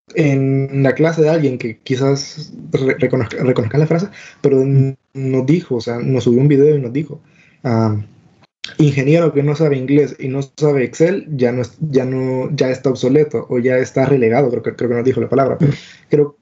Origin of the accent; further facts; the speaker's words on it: El Salvador; somos salvadoreños